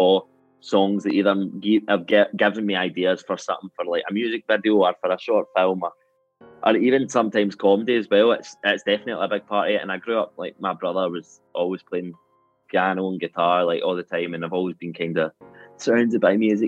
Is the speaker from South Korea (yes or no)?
no; Glasgow, Scotland, United Kingdom; I'm from a place called Corker Hill